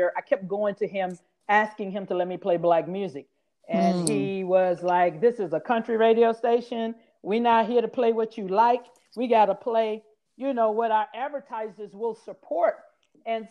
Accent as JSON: {"language": "English", "town": "Grenada", "region": "Mississippi", "country": "United States", "said": "I'm from Grenada, Mississippi, small town about the size of my kitchen here."}